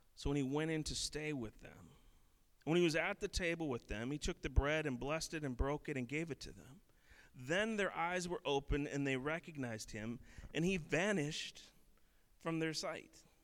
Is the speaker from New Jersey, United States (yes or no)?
no; Minneapolis, Minnesota, United States; I grew up in in Minneapolis